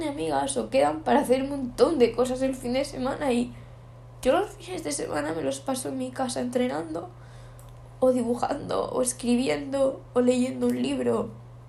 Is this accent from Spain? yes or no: yes; Canary Islands, Spain; soy de Canarias